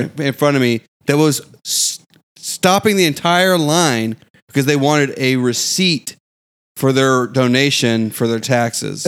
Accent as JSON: {"language": "English", "region": "the South", "country": "United States", "said": "as a Southerner"}